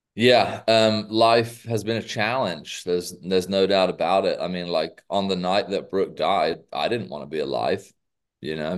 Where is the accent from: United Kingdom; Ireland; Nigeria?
United Kingdom; England; moved away as an adult; now in United States; as a Brit